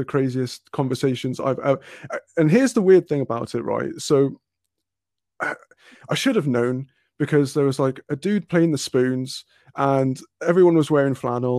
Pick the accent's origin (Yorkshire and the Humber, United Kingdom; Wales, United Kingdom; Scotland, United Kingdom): Wales, United Kingdom; Cardiff; where I'm from, I'm originally from Cardiff